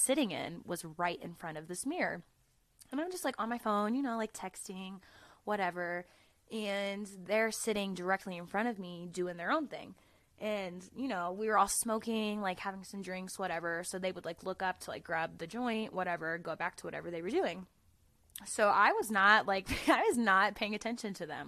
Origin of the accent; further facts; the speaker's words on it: Florida, United States; moved away as an adult; now in Colorado, United States; I'm from Florida